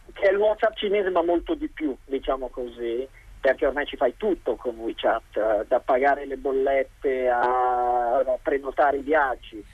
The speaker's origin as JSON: {"language": "Italian", "country": "Italy", "moved": "yes", "lives_now": "China"}